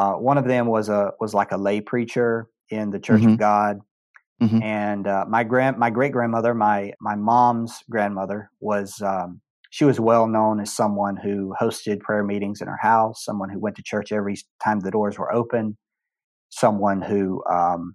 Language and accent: English; Greenville, South Carolina, United States; also born or lived in Cambodia; I grew up in Greenville, South Carolina